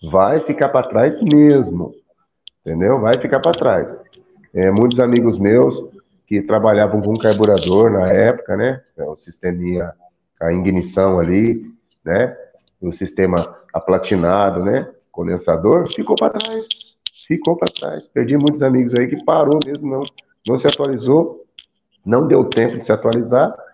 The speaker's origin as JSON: {"language": "Portuguese", "town": "Santa Isabel", "country": "Brazil", "said": "É eu é isso? aqui de Santa Isabel."}